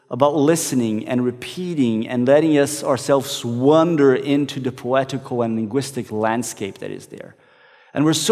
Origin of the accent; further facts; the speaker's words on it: Brazil; one that I used to sing in the church that I grew up in back in Brazil.